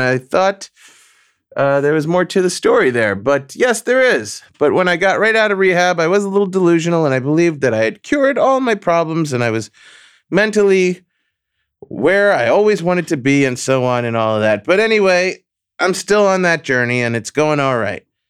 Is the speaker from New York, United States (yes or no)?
yes; New York City, New York, United States; moved away; also born or lived in Long Beach, Long Island; where I was born and spent my formative years in Flushing Meadows, New York